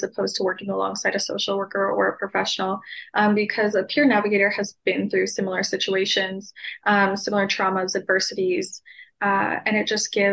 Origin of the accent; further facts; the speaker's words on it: Ontario, Canada; I grew up in Ontario, Canada's child welfare system from the age of 9